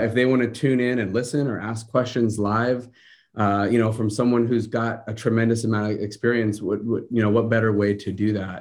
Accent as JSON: {"language": "English", "town": "Seattle", "region": "Washington", "country": "United States", "moved": "as an adult", "lives_now": "Huntington Beach, United States", "said": "I'm originally from Seattle, so kinda got my start in the business up there"}